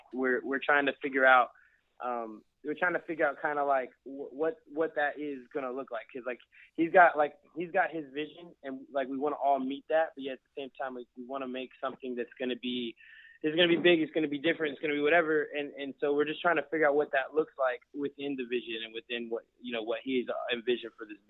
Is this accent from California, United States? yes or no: yes; California, United States; moved away; I'm originally from California